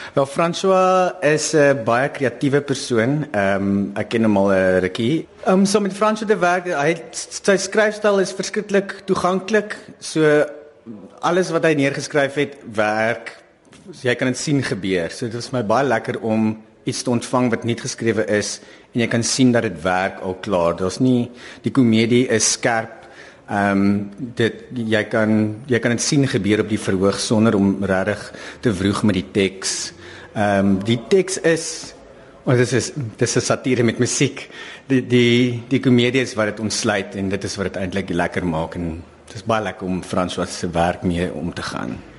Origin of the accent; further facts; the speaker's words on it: South Africa; as Suid-Afrikaners